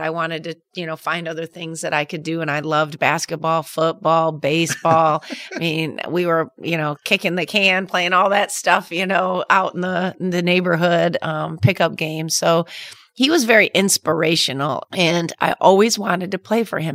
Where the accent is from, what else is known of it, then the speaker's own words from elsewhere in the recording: Traverse City, Michigan, United States; Growing up in Traverse City